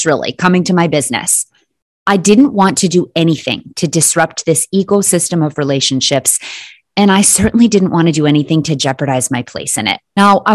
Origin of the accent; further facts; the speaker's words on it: Natick, Massachusetts, United States; I opened my studio in my hometown, and I even named it Bikram Yoga Natick